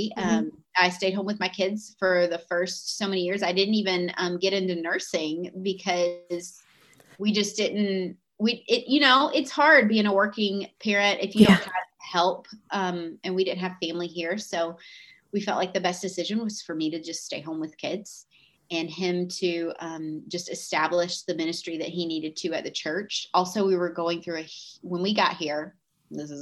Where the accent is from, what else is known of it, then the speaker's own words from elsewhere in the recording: Georgia, United States; moved away as an adult; now in Omaha, United States; we're from Georgia